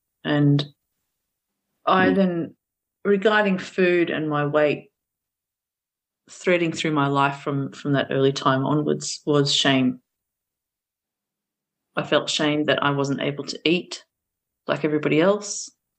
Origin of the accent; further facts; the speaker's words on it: Australia; English is a second language; We then did move to Australia, and in the early years of our migration, that was very difficult. I had to go straight into school even though I was 4 years old and I didn't speak any English.